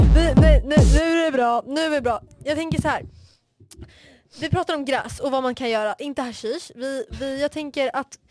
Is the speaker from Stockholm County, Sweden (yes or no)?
yes; Stockholm, Stockholm County, Sweden; accent: Vasastan; jag kommer från Vasastan, jag vet min dialekt är ganska vasastanig